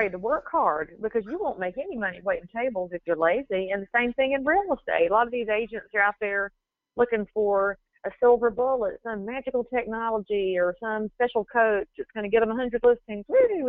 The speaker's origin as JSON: {"language": "English", "region": "Southern US", "country": "United States", "accent": "Southern", "said": "But I think in my part of the country, it's my accent that colors me more than where I'm from"}